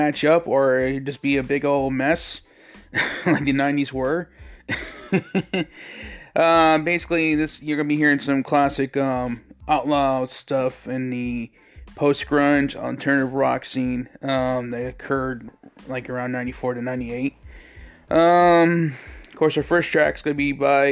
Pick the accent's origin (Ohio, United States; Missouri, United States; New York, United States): New York, United States; I grew up in New York, which is right across from Canada, so we used to get stations from Ottawa all the time